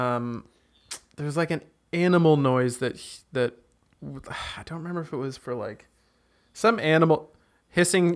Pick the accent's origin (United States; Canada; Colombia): Canada; now in Germany; I grew up without AC in Canada